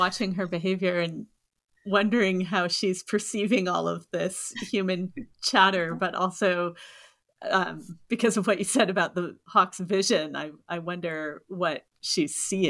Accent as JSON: {"language": "English", "region": "Pacific Northwest", "country": "United States", "tie": "born or raised there", "said": "I grew up in the Pacific Northwest."}